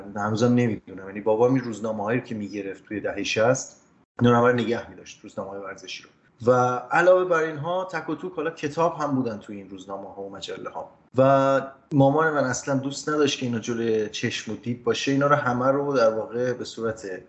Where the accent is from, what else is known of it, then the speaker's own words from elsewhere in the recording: Ramsar, Mazandaran, Iran; ما خب کودکی توی رامسر زندگی میکردیم شهرستان رامسر در شمال ایران